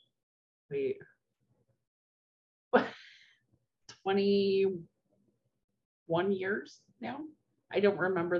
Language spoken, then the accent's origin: English; Albany, Oregon, United States; also born or lived in Corvallis, Oregon; I grew up in Albany, Oregon.